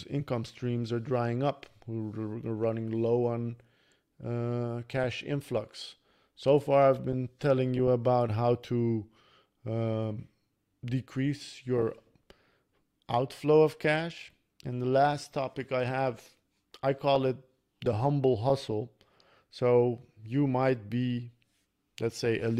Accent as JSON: {"language": "English", "country": "Netherlands", "tie": "born or raised there", "said": "when I was growing up in Holland, we didn't have much money"}